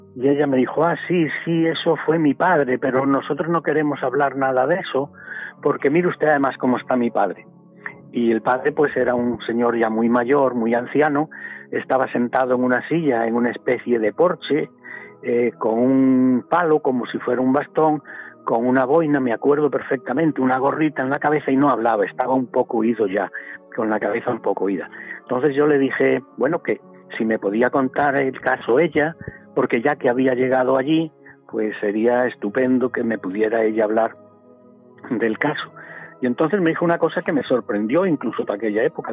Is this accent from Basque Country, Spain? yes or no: no; Galicia, Spain; arroyos en mi tierra, en Galicia